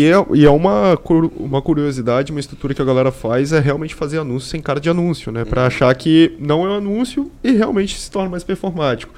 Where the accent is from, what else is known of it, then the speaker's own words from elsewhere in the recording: Vitória, Espírito Santo, Brazil; sou de Vitória